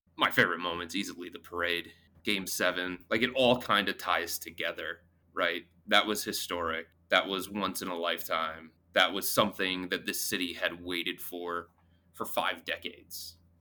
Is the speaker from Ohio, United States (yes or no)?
yes; Cleveland, Ohio, United States; I was born and raised in the Cleveland area